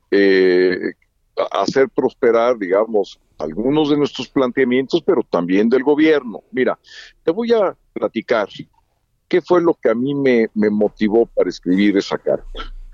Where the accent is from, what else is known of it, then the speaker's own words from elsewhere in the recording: Mexico; estamos ahí porque somos mexicanos, porque eso es lo que realmente cuenta